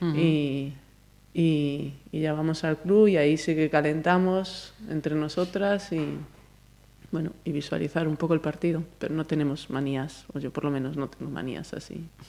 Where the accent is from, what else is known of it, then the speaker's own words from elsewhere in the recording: Galicia, Spain; moved away; also born or lived in Madrid; somos las gallegas